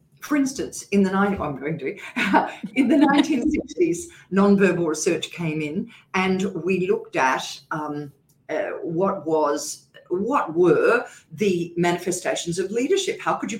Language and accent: English; Queensland, Australia; accent: Queensland; Well, I used to speak really high, and I'm a Queenslander as well, so I had a Queensland accent, really high Queensland accent.